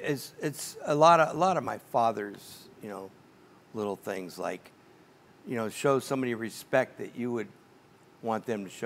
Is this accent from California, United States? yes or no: yes; Oakland, California, United States; we were all born and raised in Oakland.